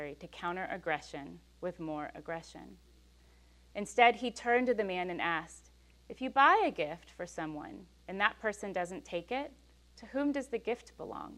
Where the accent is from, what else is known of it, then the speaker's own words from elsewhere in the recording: West University Place, Texas, United States; I grew up in West U